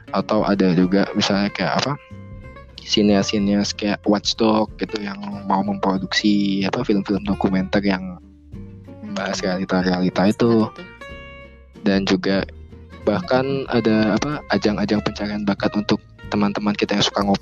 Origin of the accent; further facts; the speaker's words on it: Bali, Indonesia; tapi kalau dulu di daerahku di Bali ya masih orang-orang merasa kayak ya banyak kuliah juga memikirkan masalah kerja